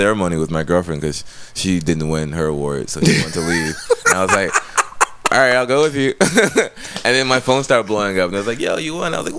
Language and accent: English; Inglewood, California, United States; also born or lived in Long Beach; now in Hollywood, United States; I'm from Inglewood.